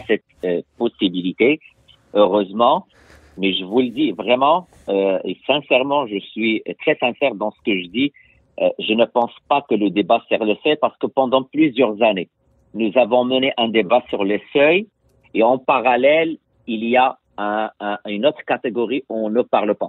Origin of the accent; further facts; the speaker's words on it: Quebec, Canada; en tant que Québécois